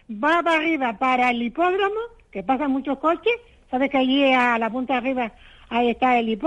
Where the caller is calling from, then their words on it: Telde, Canary Islands, Spain; Mire, soy de Telde, una señora de Telde.